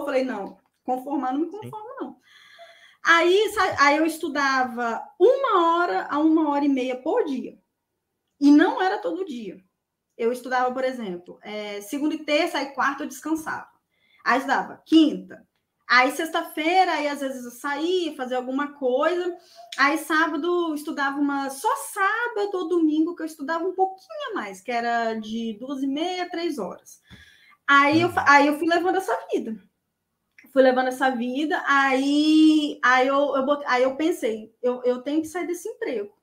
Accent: Vila Velha, Espírito Santo, Brazil; eu sou de Vila Velha, Espírito Santo.

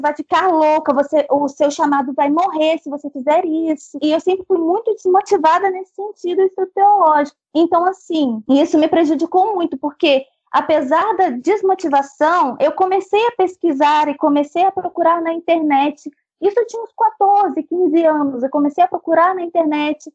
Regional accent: Angra dos Reis, Rio de Janeiro, Brazil; sou de Angra dos Reis

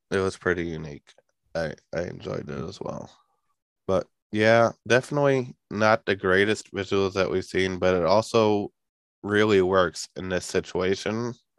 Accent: New York, United States; I'm from New York

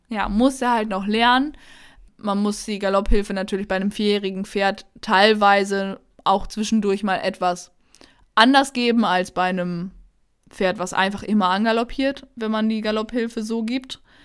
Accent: Münsterland, North Rhine-Westphalia, Germany; wir kommen ja hier aus dem Münsterland

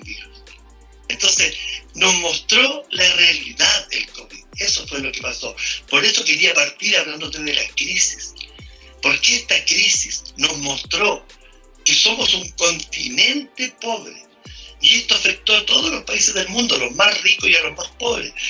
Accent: Chile; estos somos los chilenos

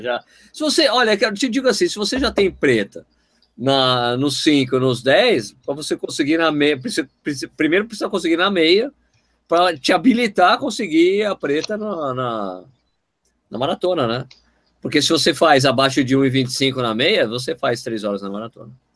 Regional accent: Brazil

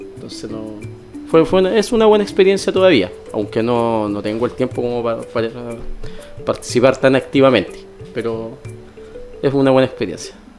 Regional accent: Calama, Antofagasta, Chile; moved away as an adult; also born or lived in Chuquicamata; now in Valparaíso Region, Chile; Y me crié en la parte rural de Calama, en la zona cercana al río Loa

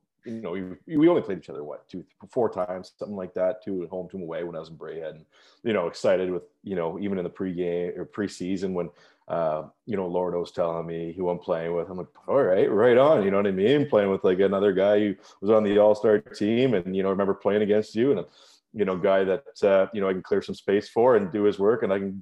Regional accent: London, Ontario, Canada; moved away as an adult; my hometown of London, Ontario.

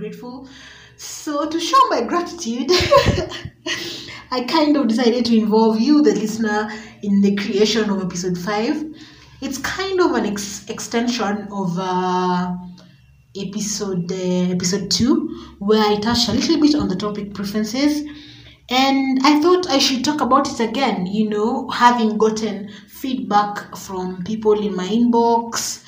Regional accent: Kenya; we're Kenyan

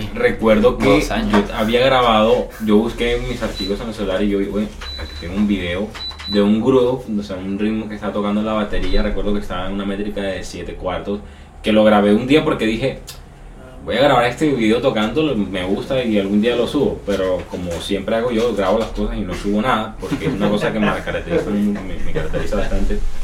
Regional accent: Barranquilla, Atlántico, Colombia; soy aquí de Barranquilla, tengo 22 años

